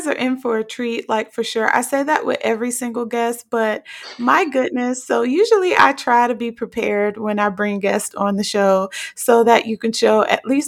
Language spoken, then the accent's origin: English; Newark, New Jersey, United States; I grew up in New Jersey in Newark